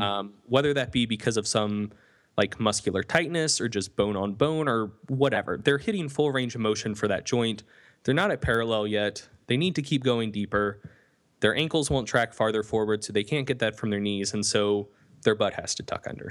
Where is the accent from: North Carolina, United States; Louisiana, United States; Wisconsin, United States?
North Carolina, United States; North Carolina Piedmont, United States; I come from the North Carolina, Piedmont